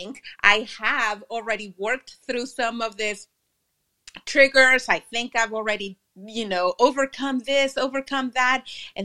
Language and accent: English; Laredo, Texas, United States; now in Dallas, United States; I'm visiting my hometown. I am from Laredo, or the two Laredos. That's in the border town between Texas and Mexico.